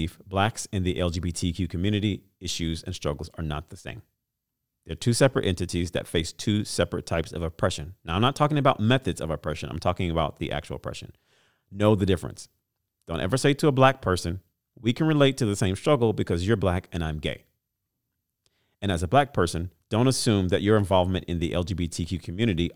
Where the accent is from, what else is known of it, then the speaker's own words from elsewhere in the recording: Louisiana, United States; Shout out to my home state